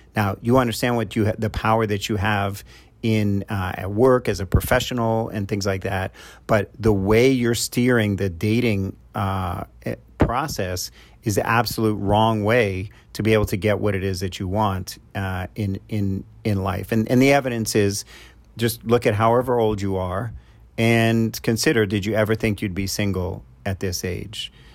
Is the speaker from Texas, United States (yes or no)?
no; New York, United States; I'm from New York, so I call 'em knuckleheads